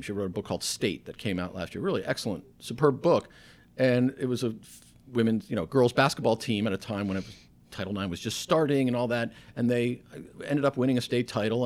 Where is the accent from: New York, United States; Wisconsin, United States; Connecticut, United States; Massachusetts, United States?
Connecticut, United States; Stamford; moved away as an adult; I was from Stanford, I had a say, this is my hometown